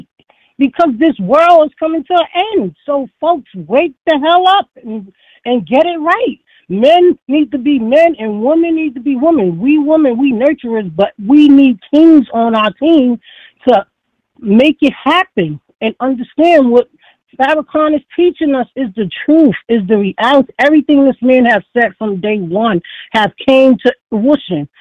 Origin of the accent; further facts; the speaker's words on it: New York City, New York, United States; now in Foxborough, United States; the way I was raised, it takes a village to raise everybody. That's the way I survived. I'm from the Bronx, New York